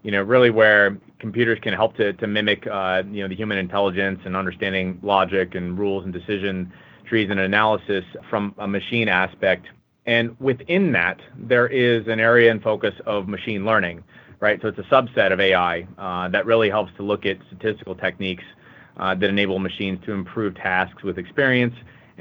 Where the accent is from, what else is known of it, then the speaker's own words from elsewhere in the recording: West Coast, United States; moved away as an adult; now in Chicago, United States; I hail from the West Coast, but have been part of the Chicago Midwest team for the better part of the year here.